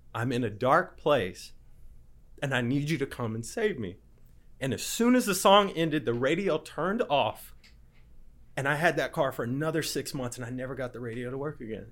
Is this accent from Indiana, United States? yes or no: yes; Indiana, United States; I grew up in Indiana, uh, in the Midwest.